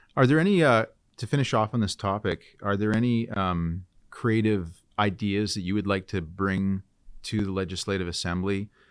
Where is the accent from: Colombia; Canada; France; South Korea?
Canada; British Columbia; So we as British Columbians